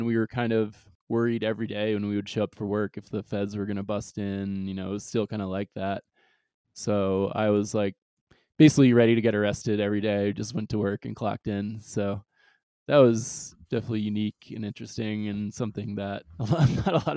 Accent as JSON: {"language": "English", "area": "Long Island", "region": "New York", "country": "United States", "tie": "born or raised there", "also_born_or_lived": "St. Thomas, U.S. Virgin Islands", "said": "I like basically moved to upstate New York, but rather like Long Island"}